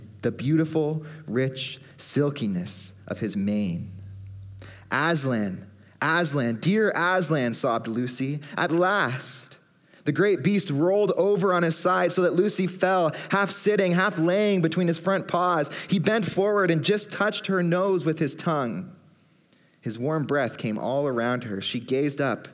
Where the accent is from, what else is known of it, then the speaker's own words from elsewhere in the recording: Aurora, Ontario, Canada; also born or lived in Barrie; I grew up in Aurora, lived in Barrie as well